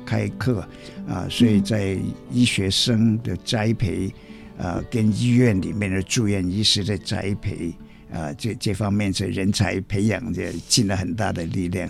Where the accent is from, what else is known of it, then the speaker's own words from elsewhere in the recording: Guangzhou, Guangdong, China; moved away as an adult; also born or lived in Zhongshan / Hong Kong; now in Taiwan; 出生在广州